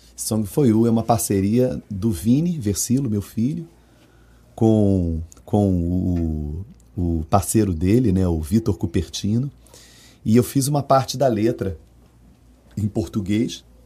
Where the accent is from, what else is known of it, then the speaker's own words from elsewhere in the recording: Rio de Janeiro, Brazil; now in Salvador, Brazil; eu sou carioca